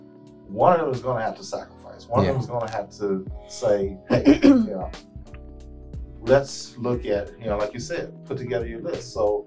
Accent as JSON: {"language": "English", "town": "Houston", "region": "Texas", "country": "United States", "also_born_or_lived": "East Coast", "moved": "yes", "said": "even though I'm originally from Houston, I was on the East Coast."}